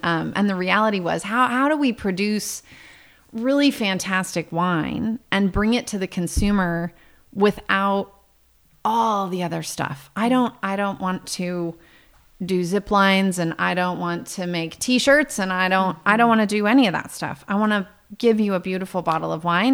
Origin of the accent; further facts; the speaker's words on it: Visalia, California, United States; now in Paso Robles, United States; we grew up in Visalia